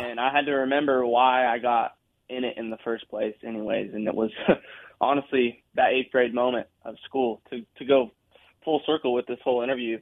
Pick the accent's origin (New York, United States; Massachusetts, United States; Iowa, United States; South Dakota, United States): South Dakota, United States; now in Nashville, United States; I'm from South Dakota